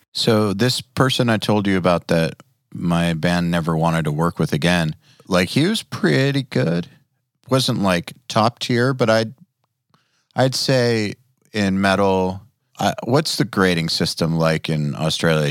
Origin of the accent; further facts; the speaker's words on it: Atlanta, Georgia, United States; I'm from Atlanta